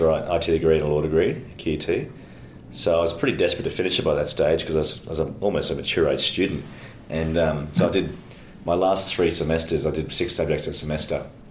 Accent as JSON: {"language": "English", "country": "Australia", "tie": "born or raised there", "also_born_or_lived": "Johannesburg, South Africa"}